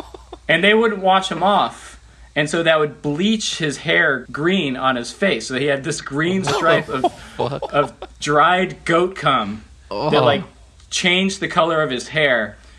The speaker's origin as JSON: {"language": "English", "town": "Austin", "region": "Texas", "country": "United States", "tie": "born or raised there", "also_born_or_lived": "Northern California", "said": "I grew up skating in Austin, Texas, but I spent pretty much every summer in California because I had family there."}